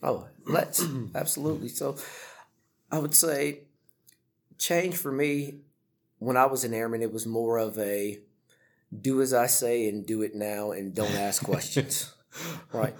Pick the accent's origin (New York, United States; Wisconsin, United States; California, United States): California, United States; moved away as an adult; also born or lived in Florida / Italy; I'm originally from California, so it was the other end of the country.